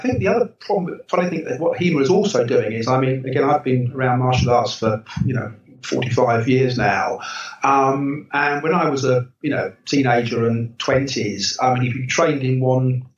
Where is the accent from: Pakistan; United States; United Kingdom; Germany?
United Kingdom; England; as an English person